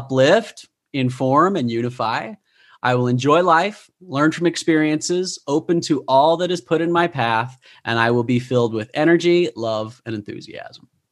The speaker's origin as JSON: {"language": "English", "region": "Utah", "country": "United States", "tie": "born or raised there", "said": "I grew up in Utah. I am a product of the bubble"}